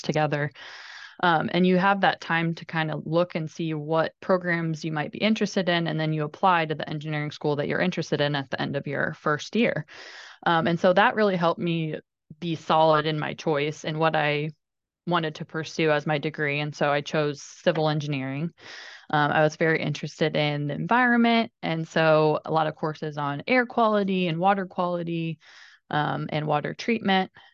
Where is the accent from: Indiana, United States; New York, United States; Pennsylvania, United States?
Indiana, United States; I grew up in Indiana